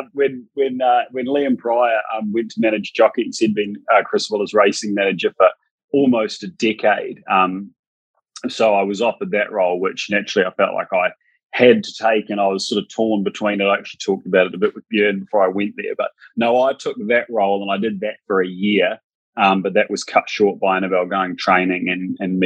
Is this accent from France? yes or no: no; New Zealand; accent: Kiwi; moved away as an adult; also born or lived in Sydney, Australia; now in Brisbane, Australia; I grew up on stud farms in New Zealand